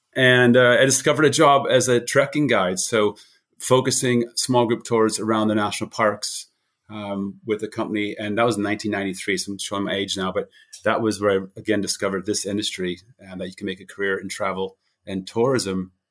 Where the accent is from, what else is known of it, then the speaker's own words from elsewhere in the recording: New Hampshire, United States; moved away as an adult; also born or lived in Boulder, Colorado / United Kingdom; I grew up in New Hampshire